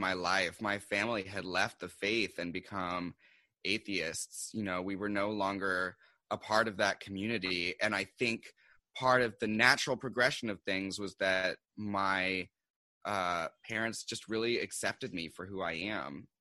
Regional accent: Seattle, Washington, United States; moved away as an adult; now in New York, United States; I'm originally from Seattle. And I came here to do publishing

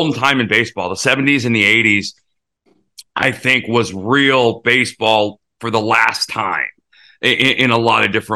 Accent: United States; first language English; I'm an American. I come to the big leagues. I speak English. I speak the native language. And I've grown up in this environment

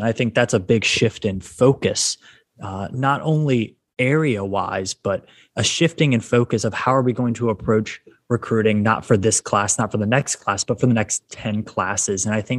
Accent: outside of the Richmond area, Virginia, United States; I grew up in outside of the Richmond area.

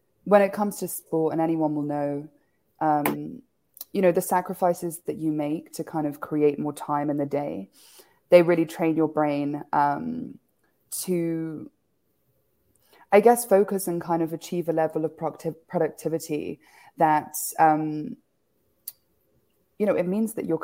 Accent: Kenya; moved away; also born or lived in United Kingdom; I grew up in Kenya, despite being born in the UK.

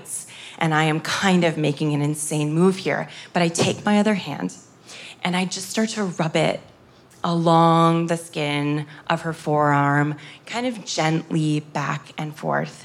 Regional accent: United States; I'm from America

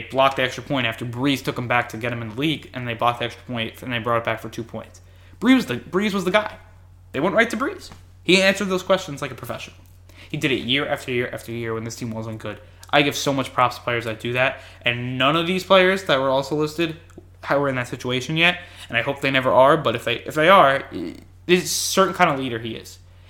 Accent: New York, United States; I'm from New York

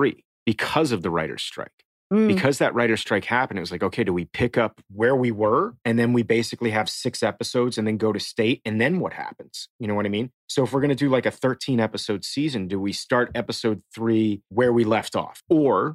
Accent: Miami, Florida, United States; I'm from Miami originally

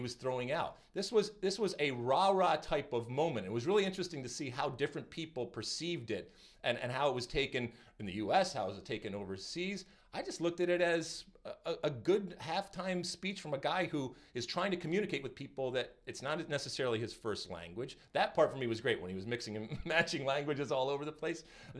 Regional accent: Detroit, Michigan, United States; I grew up in Detroit, and our proximity and connection with Canada was daily.

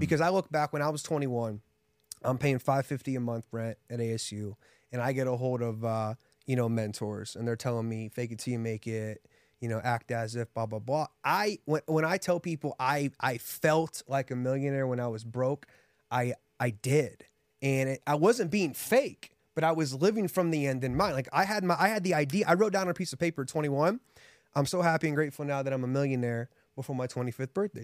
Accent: Columbus, Ohio, United States; moved away as an adult; also born or lived in Houston, Texas; now in Las Vegas, United States; Grew up in Columbus, Ohio

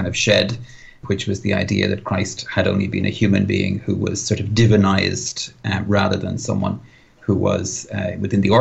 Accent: Ireland

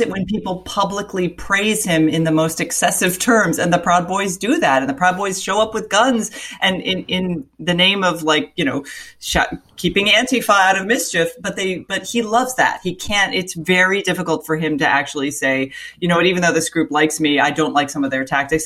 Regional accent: Florida, United States; I grew up in Florida

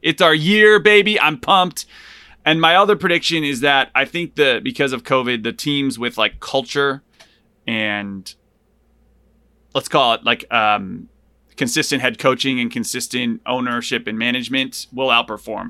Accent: Hartford, Connecticut, United States; also born or lived in Buffalo, New York; I lived in Buffalo for two years when I was little, but I grew up in outside of Hartford in Connecticut

